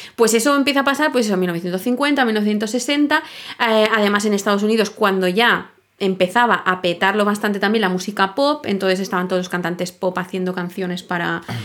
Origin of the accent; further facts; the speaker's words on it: Sitges, Catalonia, Spain; yo soy de Sitges